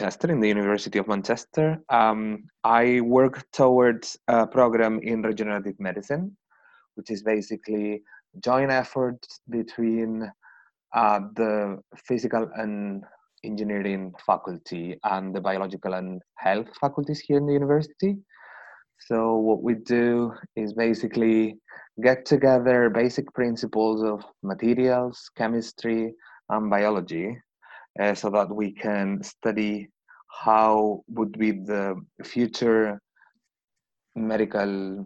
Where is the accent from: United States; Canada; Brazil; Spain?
Spain; moved away as an adult; my country is a little bit different. As I said, I'm from Spain.